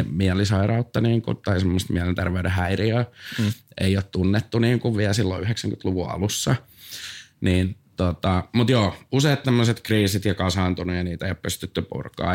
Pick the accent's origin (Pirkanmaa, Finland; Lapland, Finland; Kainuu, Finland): Pirkanmaa, Finland; Tampere; mä oon Tampereelta